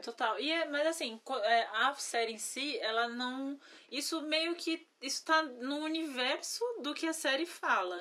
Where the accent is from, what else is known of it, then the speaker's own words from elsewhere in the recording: Brazil; como brasileira